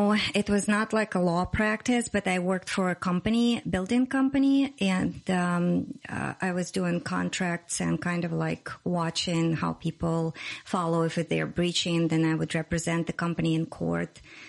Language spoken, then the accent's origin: English; Russia; English is a second language; moved away as an adult; also born or lived in Moscow; now in United States; I came from Russia. Originally, I'm born in Russia and raised. I moved to United States when I was 32 years old in 2006.